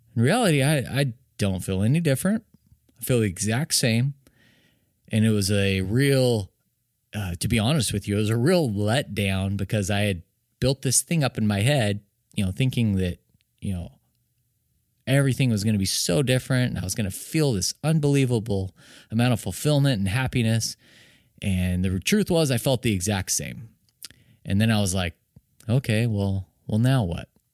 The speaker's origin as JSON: {"language": "English", "region": "Arizona", "country": "United States", "said": "I'm from Arizona, love all the teams"}